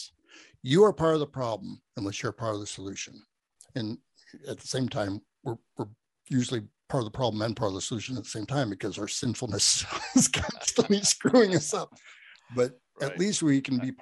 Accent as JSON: {"language": "English", "country": "United States", "said": "I'm American"}